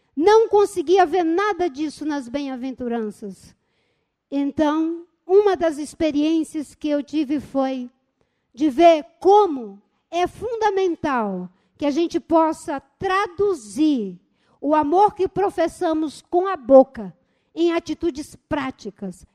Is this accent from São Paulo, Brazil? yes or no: no; Seringal Bagaço, near Rio Branco, Acre, Brazil; Eu nasci no seringal, no seringal bagaço